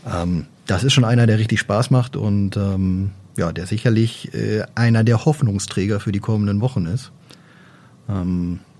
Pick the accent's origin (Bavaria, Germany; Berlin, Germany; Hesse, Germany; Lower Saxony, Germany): Lower Saxony, Germany; Oldenburg; Also da kann man doch als Oldenburger mal Gas geben.